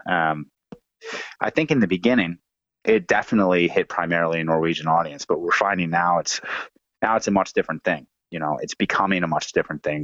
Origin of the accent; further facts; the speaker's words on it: New Jersey, United States; moved away as an adult; now in Oslo, Norway; I live in uh, Oslo, Norway now. I'm from New Jersey, um, and uh, been here for a few years